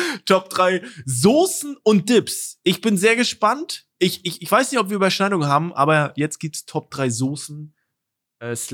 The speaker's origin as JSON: {"language": "German", "region": "East Germany", "country": "Germany", "said": "Ich komme aus dem Osten, wir hatten da nicht viel."}